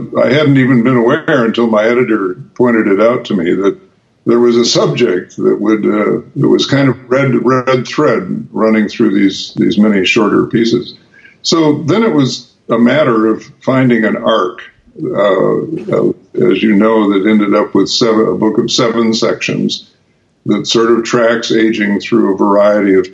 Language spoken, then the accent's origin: English; Chicago, Illinois, United States; now in Wisconsin, United States; I grew up in Chicago rooting for the Cubs